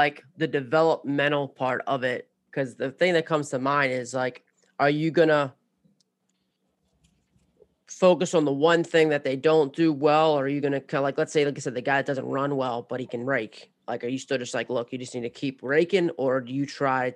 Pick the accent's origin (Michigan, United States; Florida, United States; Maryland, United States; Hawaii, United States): Maryland, United States; I'm from Maryland, you know, and I've coached in Maryland.